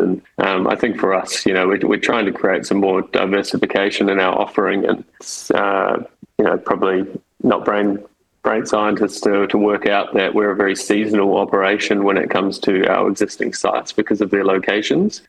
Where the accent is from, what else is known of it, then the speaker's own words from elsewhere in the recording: New Zealand; now in Sydney, Australia; I'm, I'm a Kiwi. I grew up in, in New Zealand